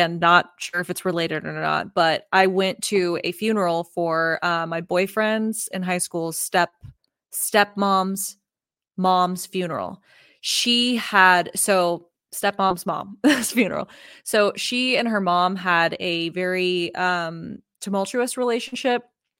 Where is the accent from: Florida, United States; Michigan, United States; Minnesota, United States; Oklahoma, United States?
Oklahoma, United States; also born or lived in Texas; I'm from Oklahoma and Texas, but Oklahoma has a really interesting background with all of the Native American tribes that were there.